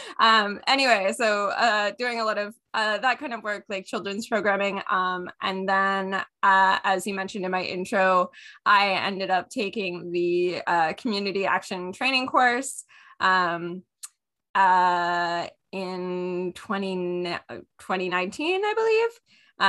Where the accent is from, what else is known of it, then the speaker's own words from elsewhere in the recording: McDonalds Corners, Ontario, Canada; I grew up in the Lanark Highlands in McDonald's Corners